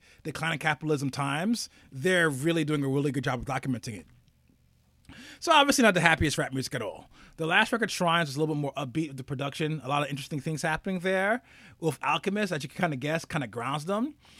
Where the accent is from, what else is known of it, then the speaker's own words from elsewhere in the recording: New York, United States; as a New Yorker, you move to a new apartment